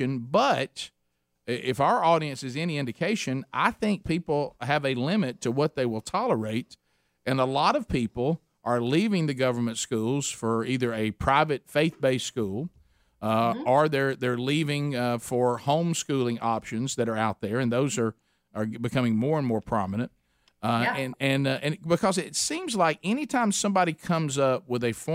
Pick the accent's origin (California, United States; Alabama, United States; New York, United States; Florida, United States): Alabama, United States; We're from Alabama